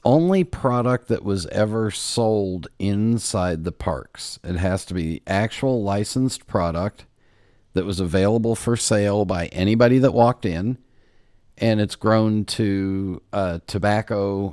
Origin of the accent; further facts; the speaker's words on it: Los Angeles, California, United States; growing up in Los Angeles